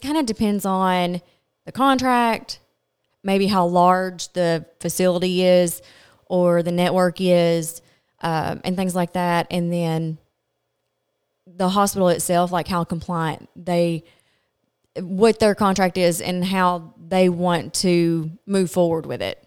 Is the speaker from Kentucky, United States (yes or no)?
yes; Glasgow, Kentucky, United States; I am from Glasgow, Kentucky